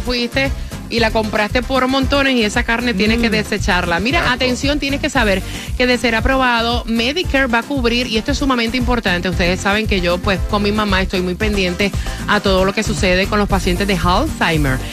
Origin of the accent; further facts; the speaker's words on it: Puerto Rico; en mi país, en Puerto Rico